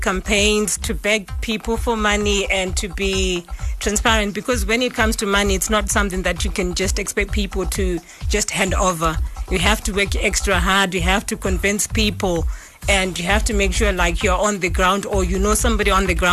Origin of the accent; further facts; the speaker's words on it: Mashonaland East, Zimbabwe; moved away; I was born and bred in Zimbabwe